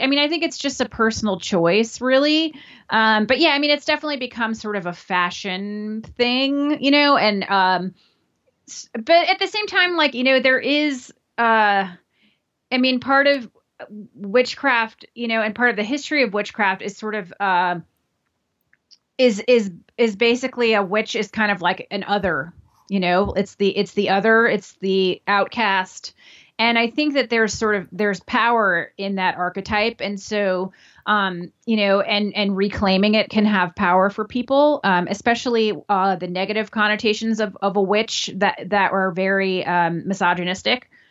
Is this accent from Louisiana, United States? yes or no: yes; New Orleans, Louisiana, United States; now in New York City, United States; I grew up in New Orleans, Louisiana